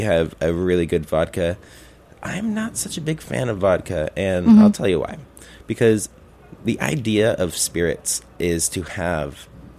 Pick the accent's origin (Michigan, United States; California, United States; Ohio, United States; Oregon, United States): Oregon, United States; now in Brooklyn, United States; I'm from Oregon.